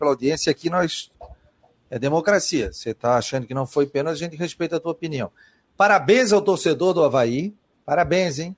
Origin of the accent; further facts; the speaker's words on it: Florianópolis, Santa Catarina, Brazil; eu sou de Floripa, gosto do futebol da capital, né?